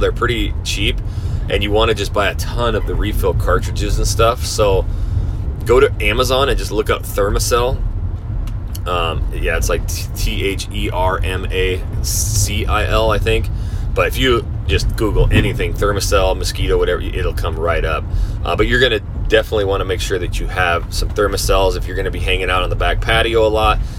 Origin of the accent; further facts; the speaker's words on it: North Idaho, United States; now in Houston, United States; I come from the Northwest up North Idaho, so I'm used to having five, six months of winter